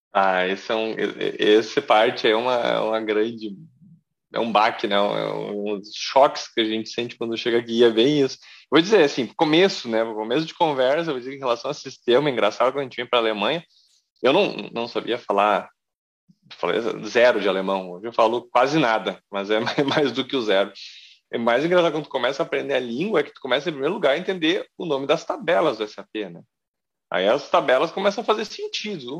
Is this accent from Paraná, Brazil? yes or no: no; Porto Alegre, Rio Grande do Sul, Brazil; moved away; Eu sou gaúcho, de Porto Alegre